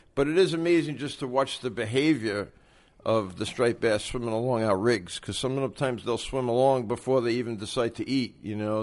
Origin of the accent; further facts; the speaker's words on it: New York City, New York, United States; I'm originally from Brooklyn, New York.